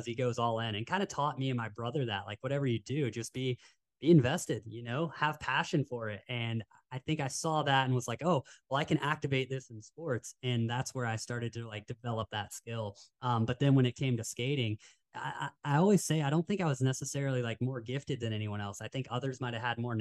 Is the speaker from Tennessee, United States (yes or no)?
yes; Knoxville, Tennessee, United States; now in Carlsbad, United States; we grew up in Knoxville, Tennessee, and action sports isn't as prevalent as it is here in Carlsbad